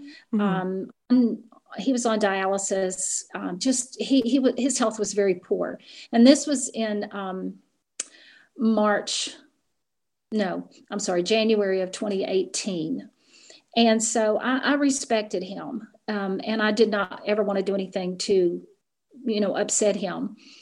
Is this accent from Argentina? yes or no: no; Appalachian Mountains, United States; I grew up in the Appalachian Mountains, and it is very, very close knit in those regions.